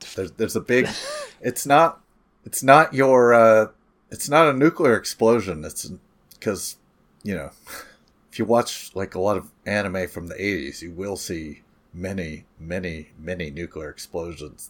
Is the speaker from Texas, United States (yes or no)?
no; California, United States; I'm from California, folks, where it's really flat